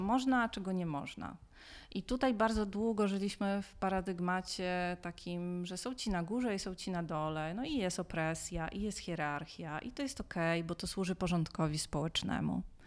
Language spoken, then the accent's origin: Polish; Białystok, Podlaskie Voivodeship, Poland; urodziłam się w Białymstoku w latach 80